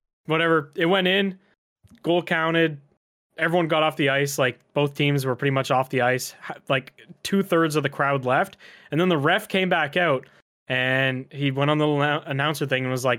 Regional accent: Canada; I've been to a lot of hockey games throughout my life as a Canadian man

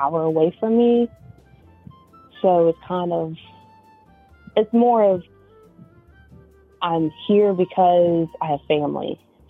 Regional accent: the South, United States; I'm from the South, so I mean, it's kind of country, but it's not.

